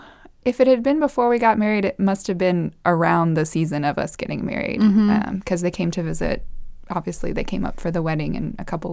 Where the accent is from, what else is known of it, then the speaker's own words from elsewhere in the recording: Costa Rica; also born or lived in El Salvador; And so I was born in Costa Rica. And I have two older brothers who were also born there and spent a few years there. Then we moved to El Salvador for my elementary years. Then we moved back to Costa Rica for my middle and high school.